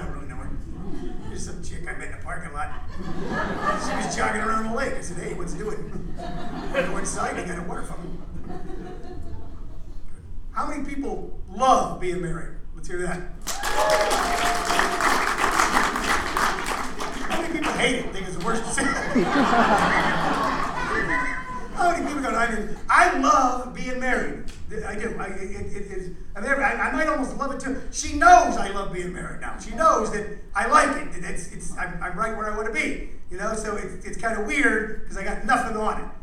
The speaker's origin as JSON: {"language": "English", "region": "Midwest", "country": "United States", "tie": "born or raised there", "moved": "yes", "said": "I grew up in the Midwest"}